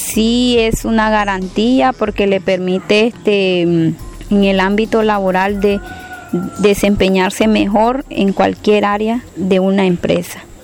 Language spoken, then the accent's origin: Spanish; Lanús, Buenos Aires Province, Argentina; soy del partido de Lanús, eh, Buenos Aires, Argentina